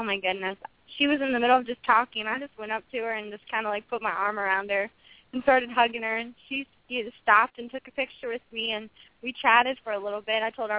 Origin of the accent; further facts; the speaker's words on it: Maryland, United States; moved away; I'm originally from Maryland.